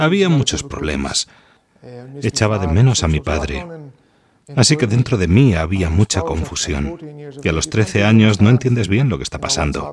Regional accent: Dublin, Leinster, Ireland; Spanish is a second language; soy de Dublín

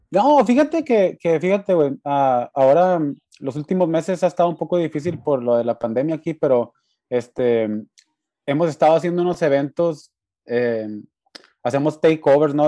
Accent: Mexico; moved away; soy de México

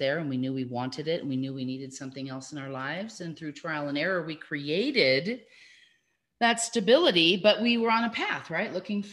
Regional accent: Los Angeles, California, United States; now in Salt Lake City, United States; We are sisters. And we grew up in Los Angeles, but we are now here in Salt Lake City, Utah, northern Utah

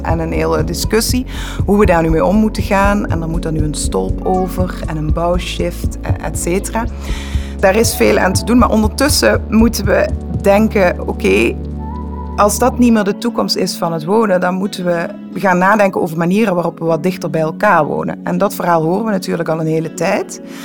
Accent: Netherlands; moved away as an adult; now in Belgium; Ik kom uit Nederland en heb altijd aan de grenzen gewoond.

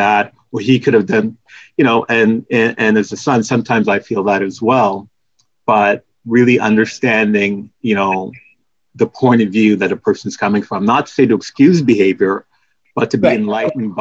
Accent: Oshawa, Ontario, Canada; also born or lived in Jamaica; I was born in Jamaica, but I immigrated to Canada when I was 4. So I spent mainly all of my life as a Canadian.

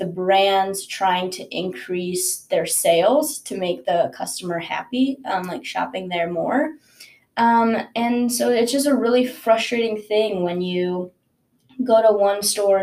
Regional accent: Chicago, Illinois, United States; also born or lived in Netanya, Israel; I'm originally from Netanya, Israel. I'm a first-generation college student, but we moved to Chicago when I was pretty young

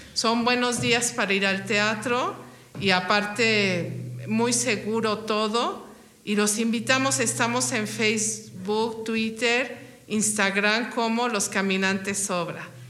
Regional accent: Mexico; quiénes somos como mexicanos

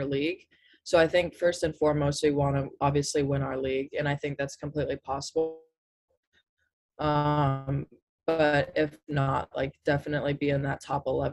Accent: California, United States; moved away as an adult; since I'm from California

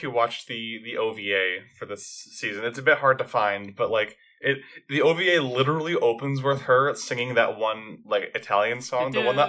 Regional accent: Canada; As a Canadian who corrects everyone's pronunciation of Putin

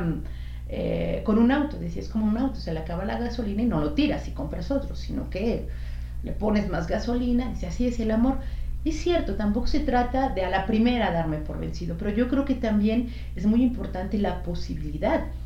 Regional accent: Mexico; moved away; iba con otras dos compañeras mexicanas también

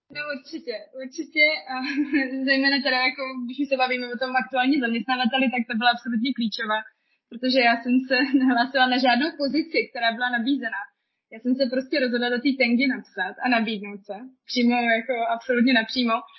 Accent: Czechia; now in Germany; jsem vlastně Češka

